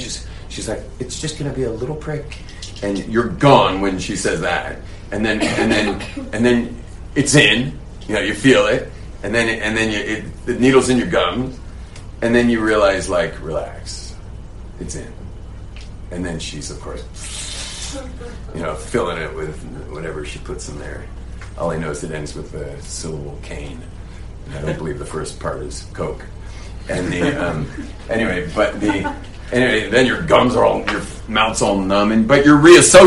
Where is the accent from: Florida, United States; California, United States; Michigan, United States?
California, United States; Those are the types that I grew up with in California